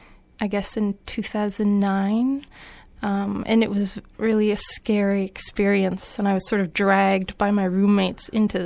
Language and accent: English; Hamilton, Ontario, Canada; No, I'm from Hamilton.